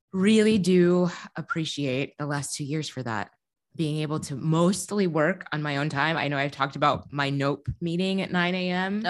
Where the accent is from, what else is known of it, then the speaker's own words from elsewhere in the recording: Midwest, United States; now in Chicago, United States; As a Midwesterner